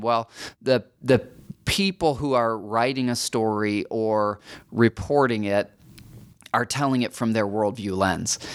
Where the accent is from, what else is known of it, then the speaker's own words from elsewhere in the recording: United States; as American Christians